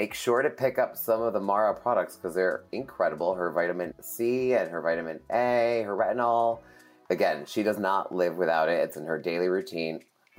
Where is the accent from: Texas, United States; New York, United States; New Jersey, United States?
New York, United States; moved away as an adult; now in Los Angeles, United States; for me being a New Yorker, now being in LA 13 years